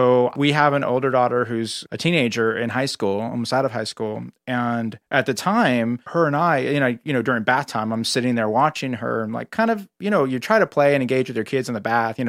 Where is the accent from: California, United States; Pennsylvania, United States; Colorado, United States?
California, United States; Northern; moved away as an adult; now in Los Angeles, United States; being an Angeleno as I am now, even though I grew up in Northern California, I consider myself an Angeleno in a lot of ways.